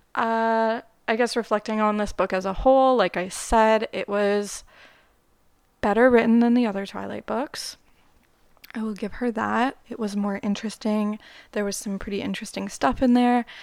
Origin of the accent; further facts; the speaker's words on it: Canada; I'm Canadian